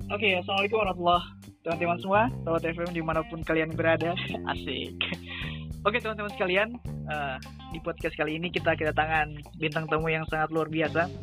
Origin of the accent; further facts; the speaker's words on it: Gorontalo, Indonesia; Saya dari Gorontalo.